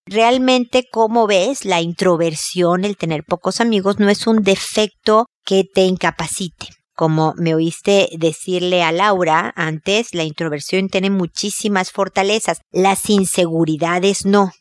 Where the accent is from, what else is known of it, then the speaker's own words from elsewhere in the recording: Mexico; soy mexicana